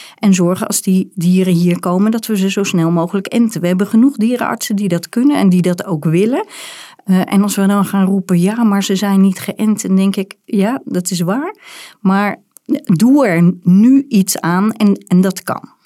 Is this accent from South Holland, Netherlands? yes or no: yes; Rotterdam, South Holland, Netherlands; ik ben geboren in Rotterdam